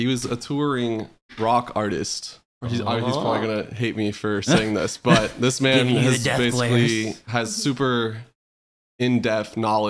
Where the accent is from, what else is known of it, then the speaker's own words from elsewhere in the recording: Shawnee, Kansas, United States; moved away; I was born in a small town called Shawnee.